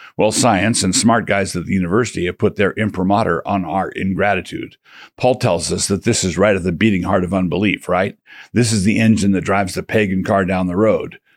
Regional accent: United States; as American Christians

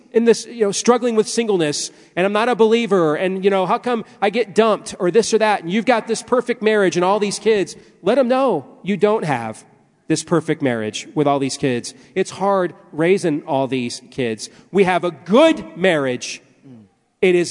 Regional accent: Iowa, United States; I am still from Iowa

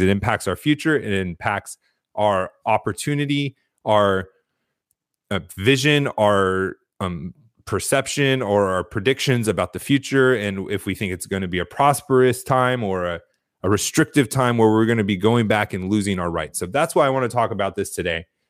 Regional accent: United States; who are we as Americans

